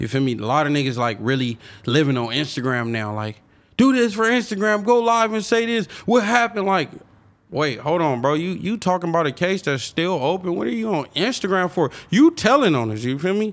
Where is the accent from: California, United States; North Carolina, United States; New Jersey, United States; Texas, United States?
California, United States; Long Beach; I'm from Long Beach. I'm from a Crip City.